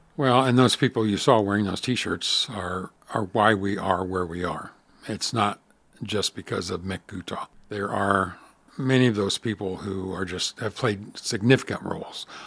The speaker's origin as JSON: {"language": "English", "region": "Southwest Iowa", "country": "United States", "tie": "born or raised there", "said": "I still get to live in my hometown"}